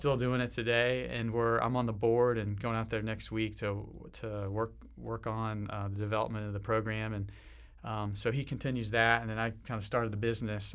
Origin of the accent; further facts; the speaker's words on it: Nashville, Tennessee, United States; moved away as an adult; also born or lived in western United States; where I came from growing up in Nashville, Tennessee, kind of the southern way